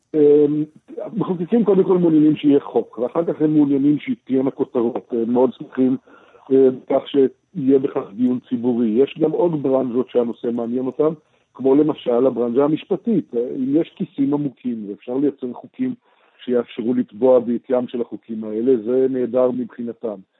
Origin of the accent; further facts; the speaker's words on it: Israel; אצלנו בישראל